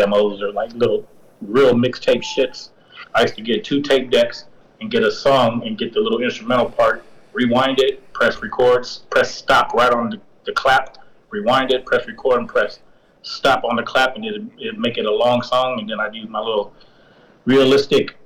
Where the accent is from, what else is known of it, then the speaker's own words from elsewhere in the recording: Stockton, California, United States; I went to Franklin, but growing up in Stockton was kind of crazy.